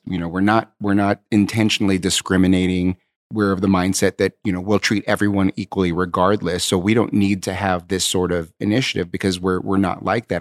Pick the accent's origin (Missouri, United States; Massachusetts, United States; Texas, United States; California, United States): California, United States; Southern; I grew up um, in Southern California um, I'm Asian American